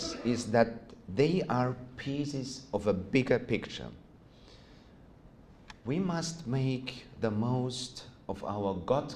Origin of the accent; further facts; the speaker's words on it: Austria; English is a second language; you may have noticed from my accent that I'm not originally from this region. I was born and still live in Austria.